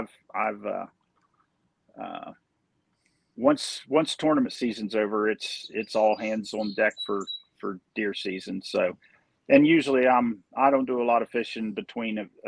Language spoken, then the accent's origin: English; Grafton, West Virginia, United States; I grew up in Grafton, West Virginia